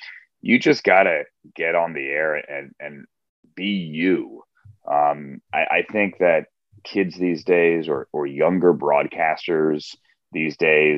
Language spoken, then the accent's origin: English; Reston, Virginia, United States; I grew up in Reston, Virginia, in suburban Washington, D.C., that area, Fairfax County.